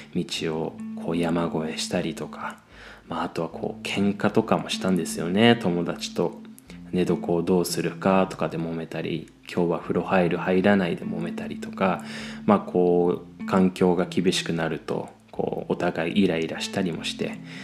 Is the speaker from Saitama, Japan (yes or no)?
no; Chiba, Japan; 僕の地元の千葉